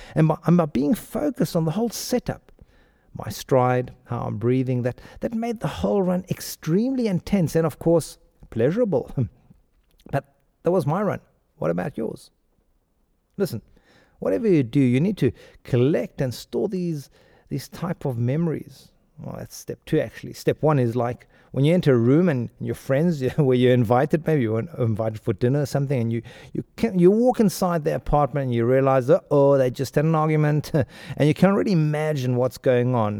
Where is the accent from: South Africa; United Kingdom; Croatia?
South Africa; Pretoria, Gauteng; accent: South African; moved away; also born or lived in India / Mexico / Spain; I grew up in Pretoria